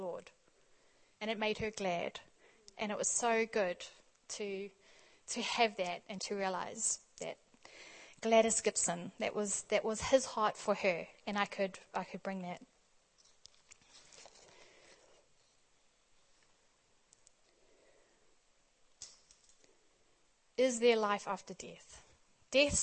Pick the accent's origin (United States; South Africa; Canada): South Africa; also born or lived in Australia; growing up in South Africa